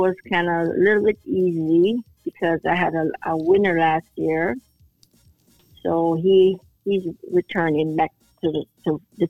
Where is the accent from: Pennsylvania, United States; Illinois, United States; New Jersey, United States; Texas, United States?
New Jersey, United States; Plainfield; But I'm originally from Plainfield